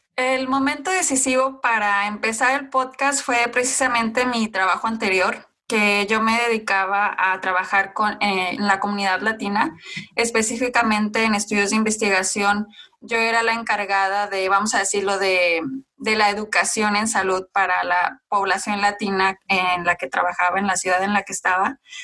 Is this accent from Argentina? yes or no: no; Mexico; mostrara mi parte de, de nacimiento, o sea, de dónde soy yo, o mexicana